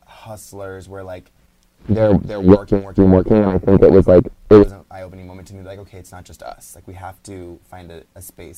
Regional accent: South Gate, Los Angeles, Southern California, United States; first language Spanish; English is a second language; they immigrated into this country very close to when I was born. But I was born in Southgate in Los Angeles, and we lived there until I was six, in a garage.

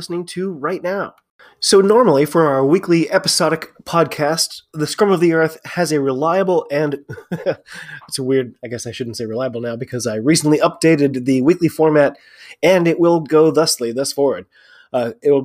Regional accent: United States; I'm an American rugby fan

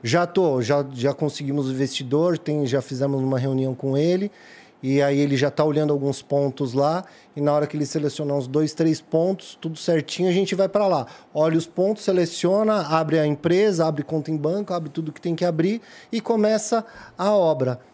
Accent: São Paulo, Brazil; nasci criado no Jardim Peri

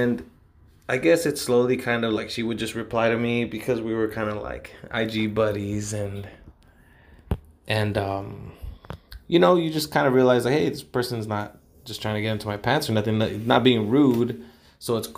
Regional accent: Los Angeles, California, United States; oh, you're from LA? And I was like, yeah

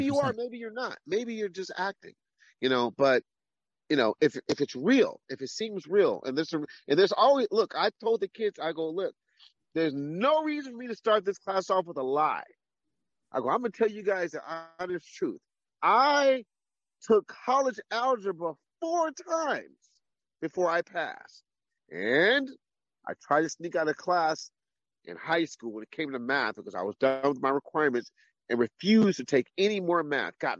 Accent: Claremont, California, United States; I grew up in Claremont, California, primarily.

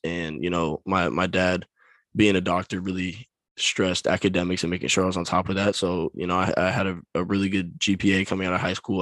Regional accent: Folsom, California, United States; I grew up in Folsom, California.

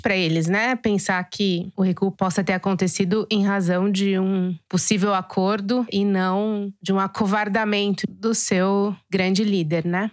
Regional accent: Araçatuba, São Paulo, Brazil; sou de Araçatuba, uma cidade em que o Bolsonaro teve 80%

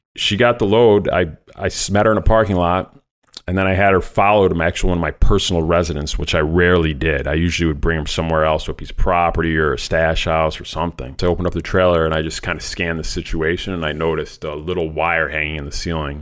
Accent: Rochester, New York, United States; also born or lived in Saratoga Springs, New York / Plattsburgh, New York; I was born in Rochester, New York

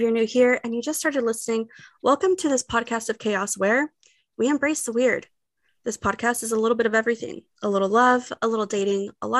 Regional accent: Texas, United States; as a Texan

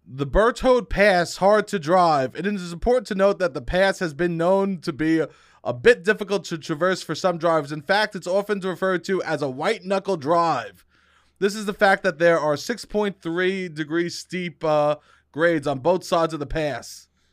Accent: New York, United States; I'm from New York.

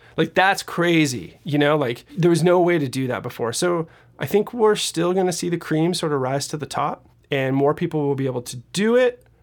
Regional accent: Seattle, Washington, United States; moved away; I'm originally from Seattle, Washington.

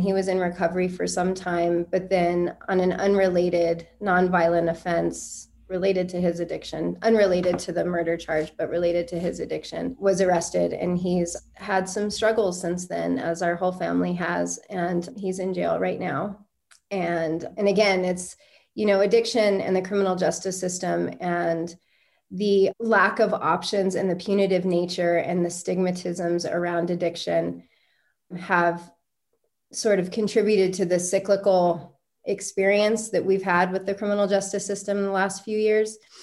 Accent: Albuquerque, New Mexico, United States; growing up in Albuquerque, I grew up in a really poor neighborhood

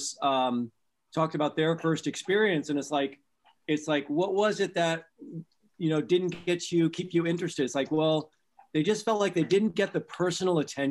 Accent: Pennsylvania, United States; now in Clarksville, United States; I'm originally from Pennsylvania

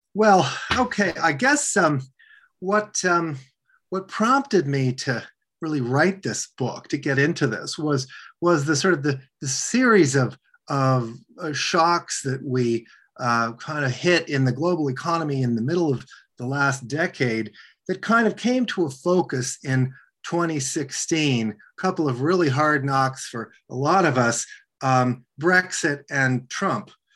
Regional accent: Washington, District of Columbia, United States; I grew up in Washington, D.C.

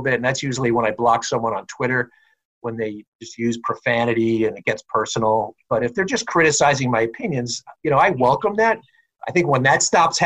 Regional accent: Long Island, New York, United States; I was a Jet fan as a kid growing up on Long Island

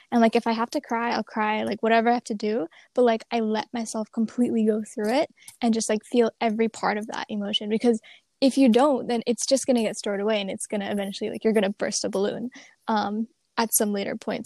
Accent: Maine, United States; I'm from Maine originally. I'm here right now in Scarborough, Maine.

